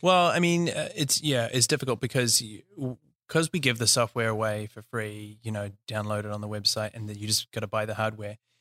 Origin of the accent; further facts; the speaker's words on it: New Zealand; also born or lived in South Africa / Australia / Auckland, New Zealand; I'm from New Zealand, uh, born and raised.